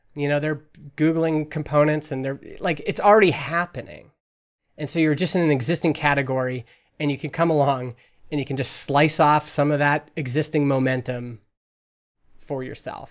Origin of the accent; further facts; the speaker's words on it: Alberta, Canada; now in British Columbia, Canada; I'm from Alberta